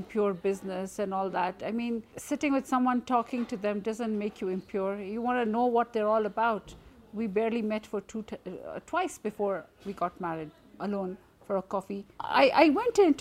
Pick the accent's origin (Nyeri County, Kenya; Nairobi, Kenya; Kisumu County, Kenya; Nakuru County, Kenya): Nairobi, Kenya; I am from Nairobi, Kenya